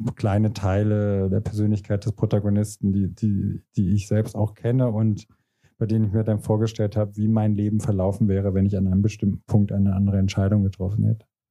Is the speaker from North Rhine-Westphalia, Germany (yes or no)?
no; Diez, Rhineland-Palatinate, Germany; moved away; also born or lived in France; in meiner Heimatstadt Dietz